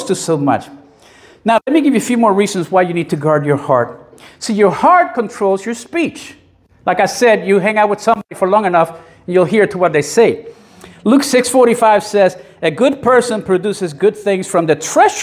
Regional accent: Puerto Rico; I grew up in the 60s and early 70s in Puerto Rico

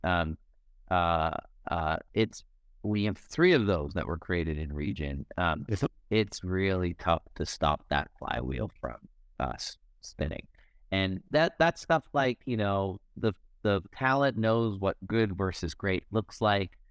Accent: Canada; moved away as an adult; also born or lived in Silicon Valley, United States; I born and raised in Canada, have all the networks that I need in Canada, spent since 2007 in the Valley

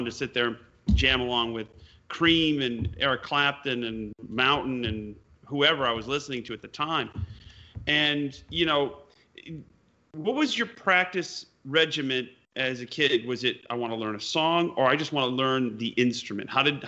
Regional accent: East Troy, Wisconsin, United States; Yeah, you know, I mean, growing up in Wisconsin, East Troy.

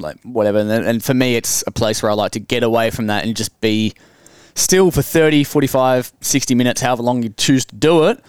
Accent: Hamilton, Victoria, Australia; also born or lived in Ballarat; I grew up in Hamilton and then went to Ballarat

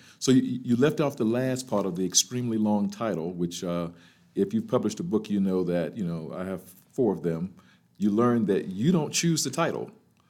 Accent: Birmingham, Alabama, United States; now in Virginia, United States; I'm originally from Birmingham, Alabama.

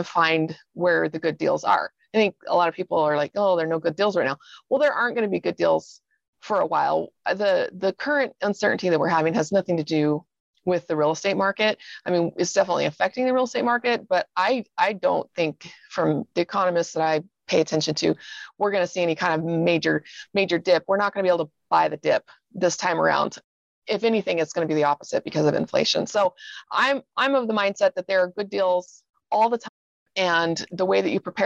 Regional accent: Seattle, Washington, United States; moved away as an adult; also born or lived in Idaho / Austin, Texas; now in Salt Lake City, United States; I spent 20 years growing up in Seattle

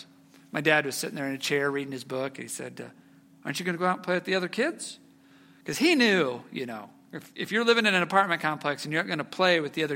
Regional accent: Lee's Summit, Missouri, United States; also born or lived in Texas; 9 years old when I came to live with all of you here in Lee Summit. Moved here from Texas

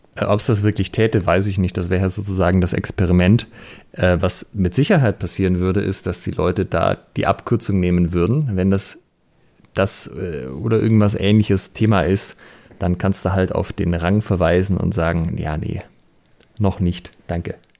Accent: Germany; bei uns in Deutschland

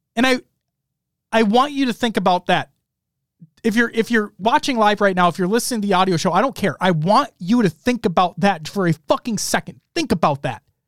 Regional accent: Minnesota, United States; being a Minnesotan

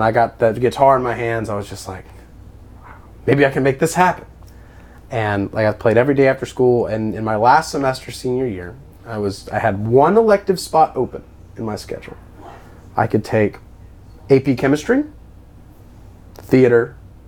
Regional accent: Ascension Parish, Louisiana, United States; I grew up in Ascension Parish

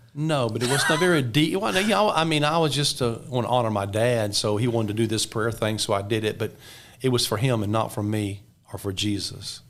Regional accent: just above Mobile, South Alabama, United States; I was born in Alabama, in South Alabama, just above Mobile, Alabama

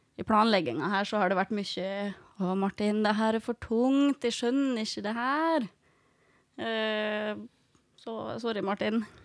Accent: Fræna, Møre og Romsdal, Norway; født og oppvokst i Fræna

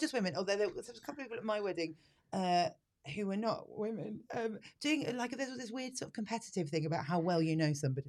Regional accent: United Kingdom

